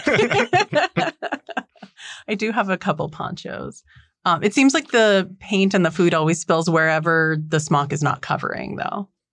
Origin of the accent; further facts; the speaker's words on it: North Dakota, United States; I am from North Dakota. So you could road trip out here and meet my family